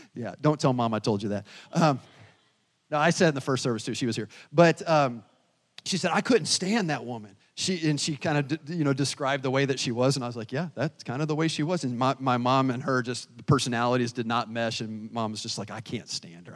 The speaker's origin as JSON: {"language": "English", "region": "the South", "country": "United States", "moved": "yes", "lives_now": "Pekin, United States", "said": "I'm from the South"}